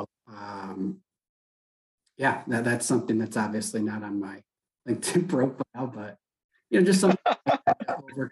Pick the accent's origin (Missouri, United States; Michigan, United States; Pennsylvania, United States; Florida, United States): Michigan, United States; Saginaw; I grew up in Saginaw, Michigan, which is an old GM town